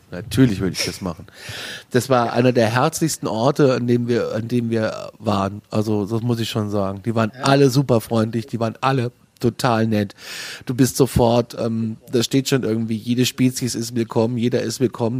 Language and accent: German; Frankfurt, Hesse, Germany; aus Frankfurt